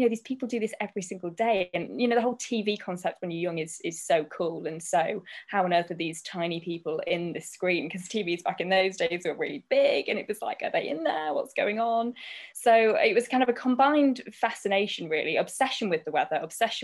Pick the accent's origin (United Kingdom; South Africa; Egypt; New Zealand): United Kingdom; Grimsby, Yorkshire and the Humber; I'm born and bred in Grimsby